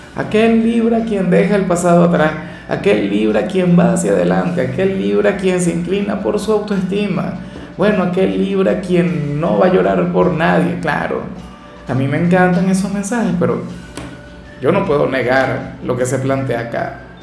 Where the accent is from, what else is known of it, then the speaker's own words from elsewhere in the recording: Venezuela; yo no soy profeta en mi tierra